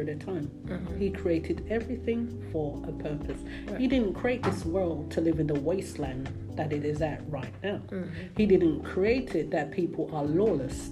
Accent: London, United Kingdom; now in United States; I grew up in London

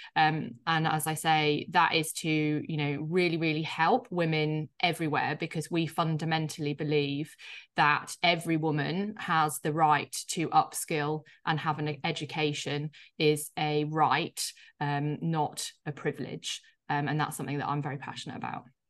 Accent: Yorkshire and the Humber, United Kingdom; I grew up, uh, in a place in the U K called Yorkshire, uh, so in the north, um, which you'll probably hear slightly in my accent.

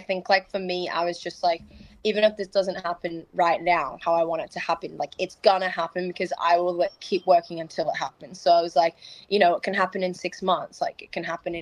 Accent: Australia; moved away; also born or lived in Florida, United States; in my own like home country

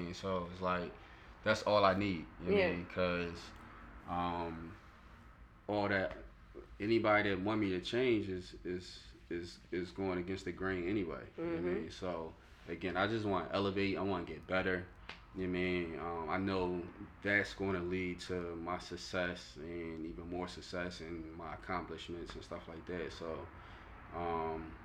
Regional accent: Philadelphia, Pennsylvania, United States; I come from South Philly

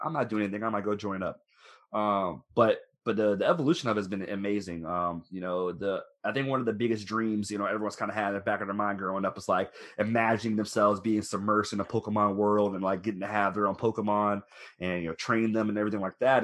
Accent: Florida, United States; moved away as an adult; also born or lived in Orlando, Florida; now in Louisville, United States; I'm originally from Florida

